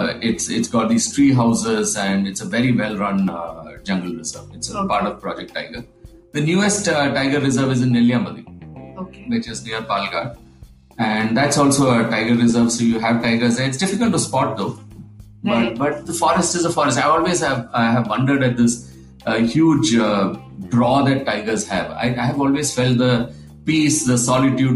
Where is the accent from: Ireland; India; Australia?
India; Kerala; I'm from Kerala